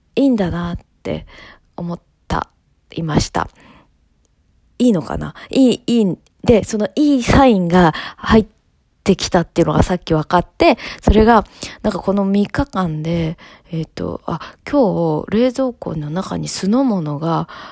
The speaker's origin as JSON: {"language": "Japanese", "region": "Tokyo", "country": "Japan", "tie": "born or raised there", "said": "私、あの、築地で育ってる"}